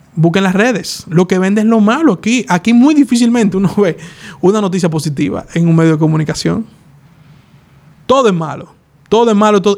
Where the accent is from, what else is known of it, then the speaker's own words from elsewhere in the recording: Dominican Republic; Así somos nosotros los dominicanos